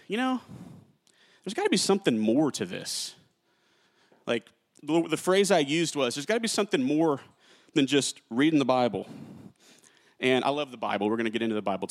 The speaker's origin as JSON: {"language": "English", "town": "Carrollton", "region": "Texas", "country": "United States", "tie": "born or raised there", "also_born_or_lived": "Jennings, Louisiana", "said": "I'm from Jennings, Louisiana. I moved here to Carrollton, Texas, when I was like 4 or 5 years old. I was raised in church"}